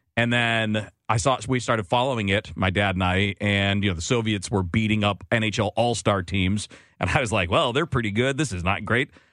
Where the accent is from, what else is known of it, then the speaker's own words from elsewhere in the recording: Detroit, Michigan, United States; I grew up in Detroit